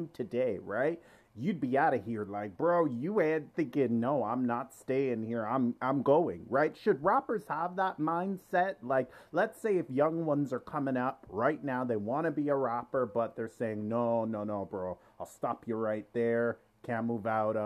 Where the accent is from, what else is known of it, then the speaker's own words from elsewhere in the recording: Toronto, Ontario, Canada; I grew up in Scarborough. I'm from Scarborough